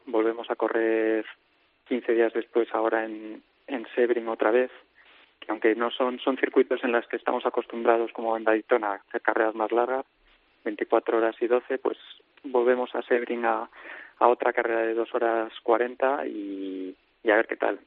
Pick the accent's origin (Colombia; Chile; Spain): Spain; nosotros como españoles